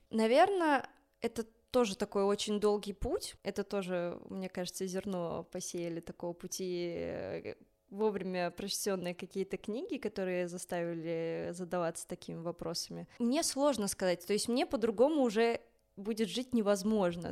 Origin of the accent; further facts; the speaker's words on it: Minsk, Belarus; now in Moscow, Russia; я родилась э, в Минске, в Беларуси